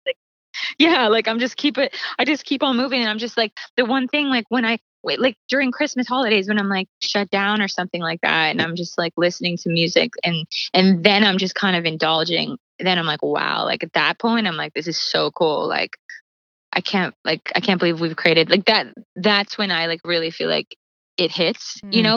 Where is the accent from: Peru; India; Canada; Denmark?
Canada; Calgary, Alberta; moved away; I grew up in Calgary where it's like there was like no music industry